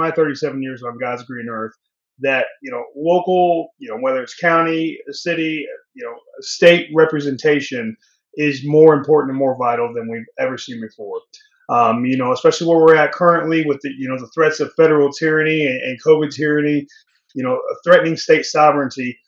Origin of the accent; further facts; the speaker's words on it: Indianapolis, Indiana, United States; also born or lived in California; now in Altamonte Springs, United States; I was born and raised in Indianapolis, Indiana, migrated to California where my wife's from.